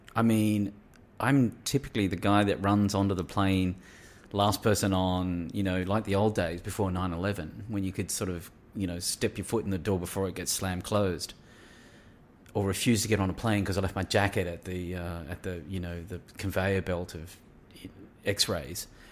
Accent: New South Wales, Australia; Grew up in a country New South Wales town

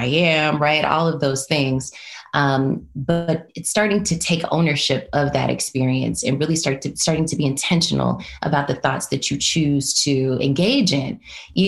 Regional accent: Los Angeles, California, United States; born or raised there

